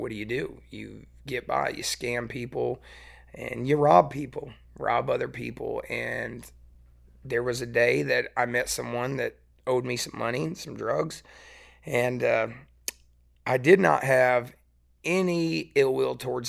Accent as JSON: {"language": "English", "region": "East Tennessee", "country": "United States", "tie": "born or raised there", "also_born_or_lived": "West Michigan / Pigeon Forge / Gatlinburg", "said": "I grew up in East Tennessee"}